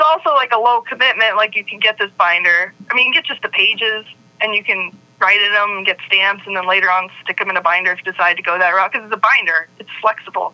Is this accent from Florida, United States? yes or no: no; Virginia, United States; I grew up in Virginia